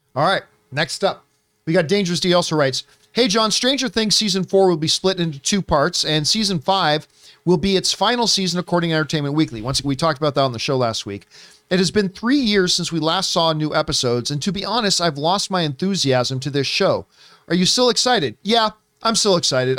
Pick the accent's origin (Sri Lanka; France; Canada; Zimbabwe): Canada; growing up in Canada